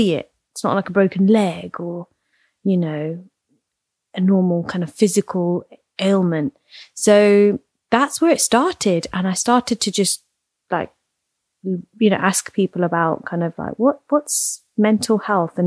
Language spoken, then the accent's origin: English; Leicester, East Midlands, United Kingdom; I grew up in Leicester, very kind of Indian, Gujarati centered city